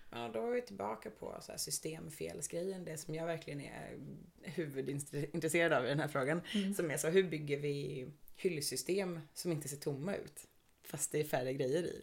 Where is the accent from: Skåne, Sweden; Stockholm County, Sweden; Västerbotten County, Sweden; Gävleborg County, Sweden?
Stockholm County, Sweden; Stockholm; now in Gothenburg, Sweden; Jag är ursprungligen från Stockholm och flyttade till Göteborg